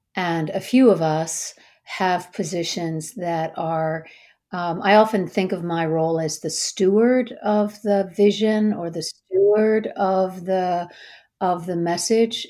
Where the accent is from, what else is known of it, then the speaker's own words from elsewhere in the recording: Minneapolis, Minnesota, United States; now in Washington, United States; I'm from Minneapolis